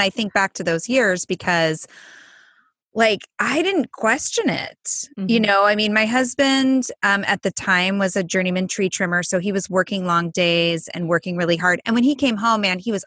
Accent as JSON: {"language": "English", "region": "Southern California", "country": "United States", "tie": "born or raised there", "said": "I grew up in Southern California"}